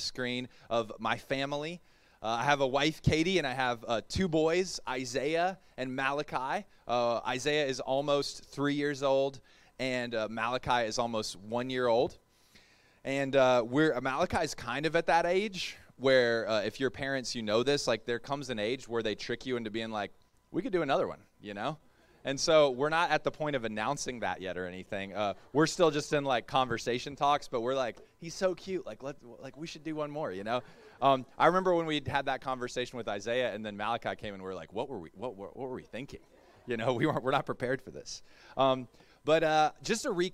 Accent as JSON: {"language": "English", "region": "the South", "country": "United States", "also_born_or_lived": "Melbourne", "said": "I'm from the South."}